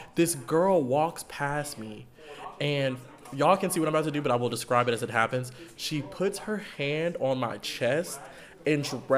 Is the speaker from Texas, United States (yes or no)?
yes; Texas, United States; where you from? And I'd be like, I'm from Texas.